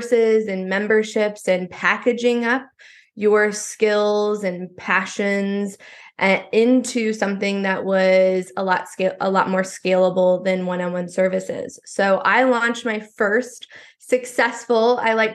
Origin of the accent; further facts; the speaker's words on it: Iowa, United States; I grew up in Iowa